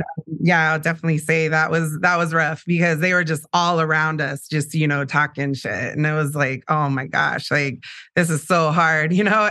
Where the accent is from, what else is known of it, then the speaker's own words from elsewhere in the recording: San Diego, California, United States; I was born in San Diego, so Sharp Hospital